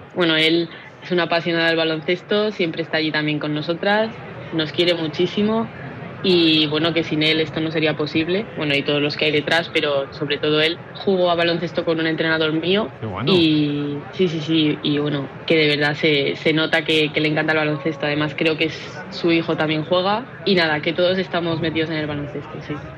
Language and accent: Spanish; Palma, Balearic Islands, Spain; soy de Palma